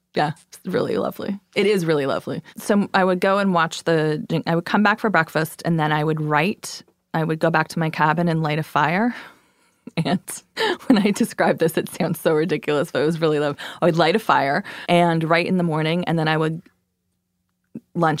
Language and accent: English; Canada; also born or lived in New York; now in Brooklyn, United States; I'm Canadian